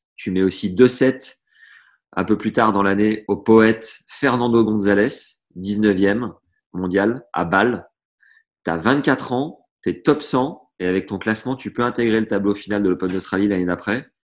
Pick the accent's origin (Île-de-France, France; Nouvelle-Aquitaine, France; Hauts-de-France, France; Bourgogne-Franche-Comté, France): Bourgogne-Franche-Comté, France; Nevers; je suis de Nevers.